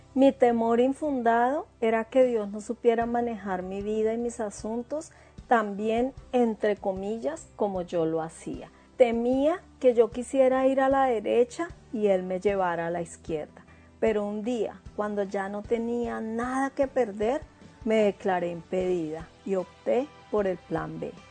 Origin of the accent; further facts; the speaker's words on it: Bogotá, Colombia; moved away as an adult; now in New Zealand; Yo soy de Bogotá, Colombia, y me vine para Nueva Zelanda hace tres años y medio